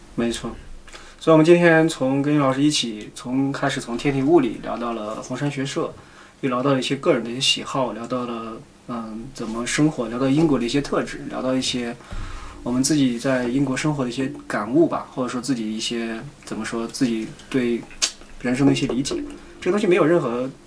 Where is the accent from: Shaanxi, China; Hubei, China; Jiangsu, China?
Shaanxi, China; moved away as an adult; also born or lived in Shenzhen; now in United Kingdom; 我也是个旱鸭子，以前我是陕西人，你知道吗？北方，正宗北方